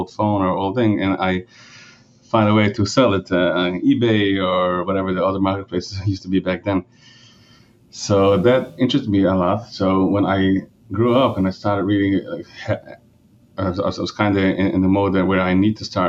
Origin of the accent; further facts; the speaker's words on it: Monroe, New York, United States; first language Yiddish; English is a second language; So I grew up in upstate New York. I mean, it's in a Jewish community. It's actually in Monroe